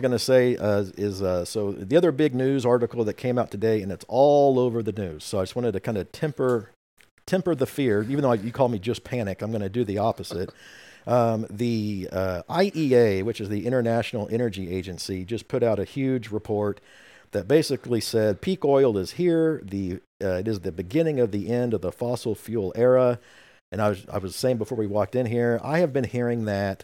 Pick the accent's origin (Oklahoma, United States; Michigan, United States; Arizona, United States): Oklahoma, United States; I'm from Oklahoma